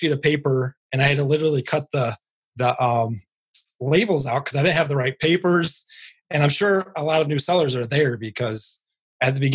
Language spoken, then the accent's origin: English; Northwest Indiana, United States; I am from Northwest Indiana